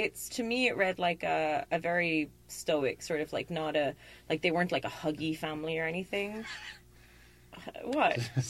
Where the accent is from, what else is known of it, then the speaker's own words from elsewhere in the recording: Luton, East of England, United Kingdom; the protagonist is like growing up in Luton in the 80s in England where I lived as a kid.